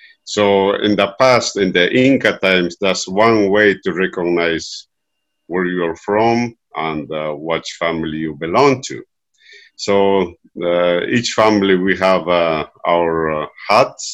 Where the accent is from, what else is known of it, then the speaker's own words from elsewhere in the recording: Andes, Peru; I am from Peru